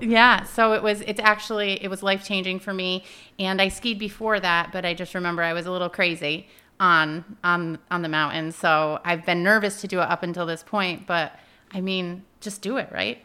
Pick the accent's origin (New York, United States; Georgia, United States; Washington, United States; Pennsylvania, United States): New York, United States; Peru; I grew up in Peru